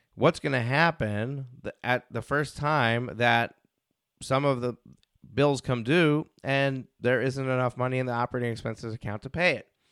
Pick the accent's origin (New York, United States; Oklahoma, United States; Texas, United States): New York, United States; I'm from New York